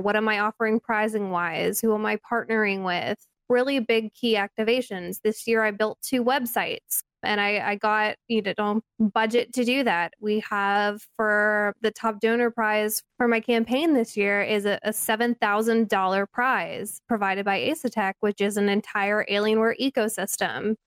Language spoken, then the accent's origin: English; California, United States; growing up in California